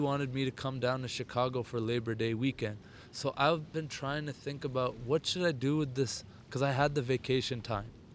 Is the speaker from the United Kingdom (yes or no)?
no; Ottawa, Ontario, Canada; also born or lived in India; I'm from Ottawa